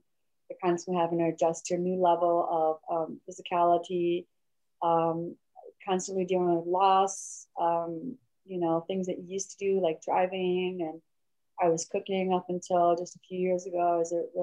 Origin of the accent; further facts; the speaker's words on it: Michigan, United States; moved away as an adult; also born or lived in South Korea; now in California, United States; I wasn't born in Michigan. I was raised in Michigan to my adoptive family, Michigan.